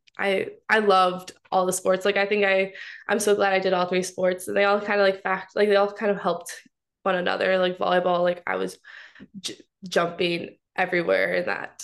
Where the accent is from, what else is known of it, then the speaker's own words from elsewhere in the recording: Mount Pleasant, Michigan, United States; moved away as an adult; now in New Haven, United States; I'm from Mount Pleasant, Michigan, and I'm studying economics at Yale